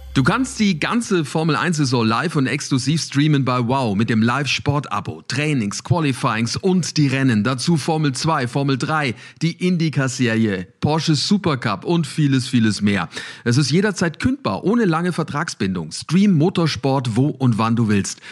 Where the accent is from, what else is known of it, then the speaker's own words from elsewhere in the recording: Nuremberg, Bavaria, Germany; ich komme aus Nürnberg